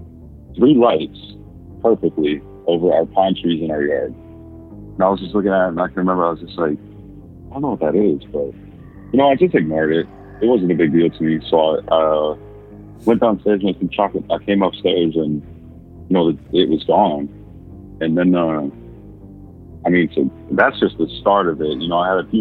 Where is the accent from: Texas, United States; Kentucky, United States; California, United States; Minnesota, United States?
Minnesota, United States; I'm from Minnesota.